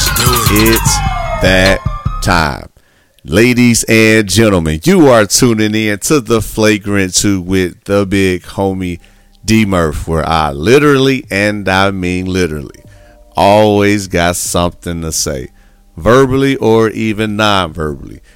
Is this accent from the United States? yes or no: yes; Midwest, United States; now in Houston, United States; I'm originally from the Midwest, born and raised for a long time.